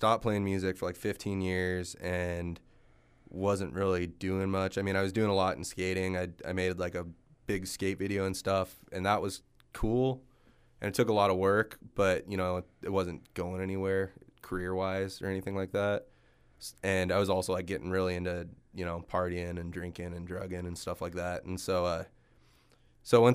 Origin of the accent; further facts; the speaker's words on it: Texas, United States; moved away; I'm from Texas, and so I go down there and visit my family and stuff